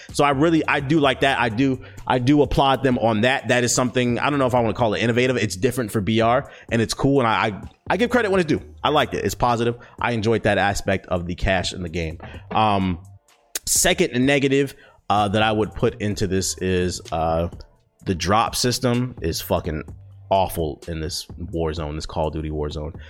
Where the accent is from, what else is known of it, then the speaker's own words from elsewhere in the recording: United States; first language English; As an American